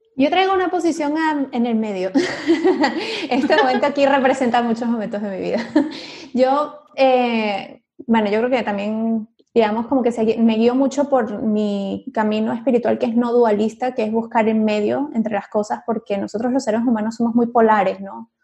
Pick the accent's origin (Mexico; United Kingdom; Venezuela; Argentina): Venezuela; soy venezolana, a mí me pasaba mucho en Venezuela